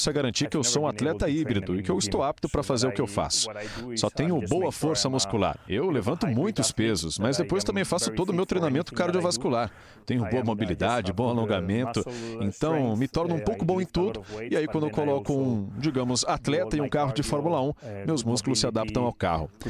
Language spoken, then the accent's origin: Portuguese; Spain; sendo espanhol